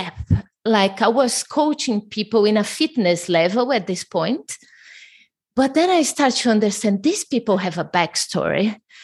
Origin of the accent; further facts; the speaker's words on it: Brazil; English is a second language; moved away; I'm originally from Brazil.